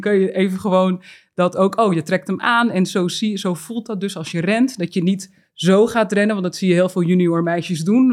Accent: Uithoorn, North Holland, Netherlands; ik ben ook echt opgegroeid in Uithoren bij de Legmeervogels

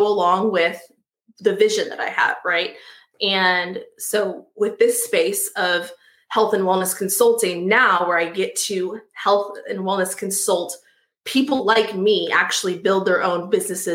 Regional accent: Austin, Texas, United States; moved away; I grew up in Austin, Texas, and I went back there

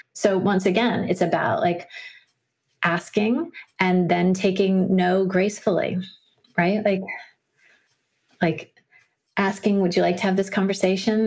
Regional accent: Washington, District of Columbia, United States; I grew up in Washington, D.C.

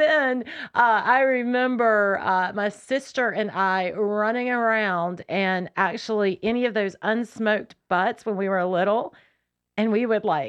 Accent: Winston-Salem, North Carolina, United States; I grew up in Winston-Salem.

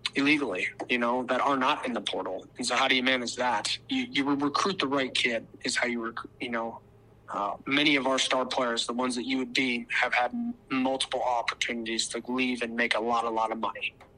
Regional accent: Arizona, United States; moved away as an adult; now in Brookings, United States; I'm from Arizona

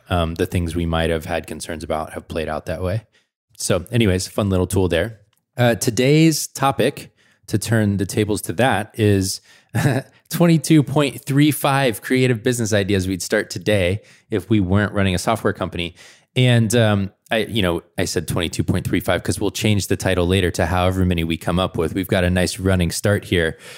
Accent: Atlanta, Georgia, United States; moved away; I'm from Atlanta originally

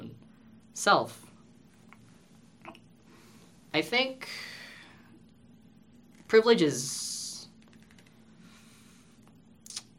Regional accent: Canada; first language English; growing up, I was born here in Canada, and my parents figured it was better for me to learn English rather than to learn Filipino

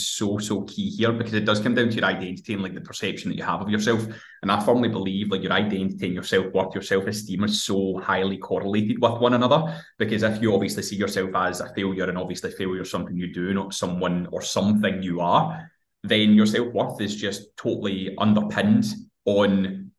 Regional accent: Hamilton, Scotland, United Kingdom; I'm 29 years old, I'm from fucking Hamilton in Scotland

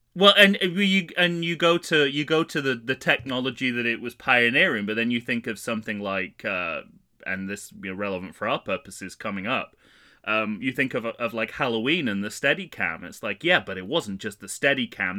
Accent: United Kingdom; also born or lived in Manchester; being a British person on vacation in New York in the summer

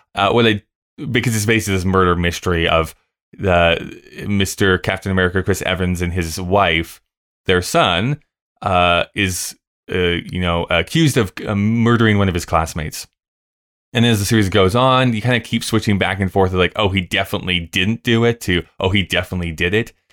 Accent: Canada; as a Canadian

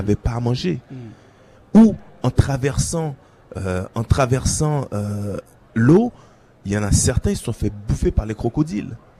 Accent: Haiti; en tant qu'haïtien, en tant qu'ambassadeur euh, du pays

